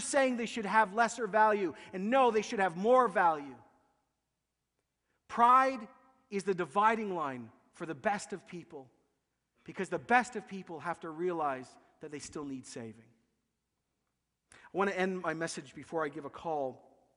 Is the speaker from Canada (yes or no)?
yes; Canada; We're kind people. We're religious people. We're Canadian